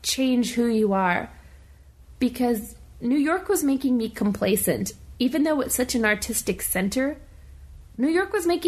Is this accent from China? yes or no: no; Canada; first language English; now in Montreal, Canada; I'm English. Well, Canadian English.